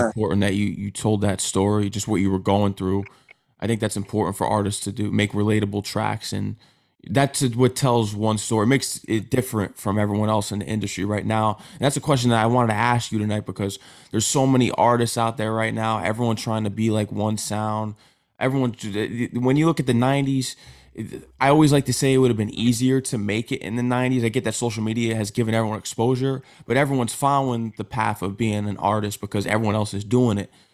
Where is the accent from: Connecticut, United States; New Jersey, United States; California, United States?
Connecticut, United States; I'm from Connecticut.